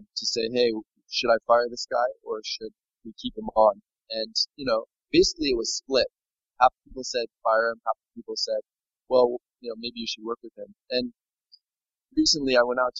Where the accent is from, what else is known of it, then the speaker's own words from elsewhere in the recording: United States; moved away as an adult; now in Laos; growing up in America. I can always go back to America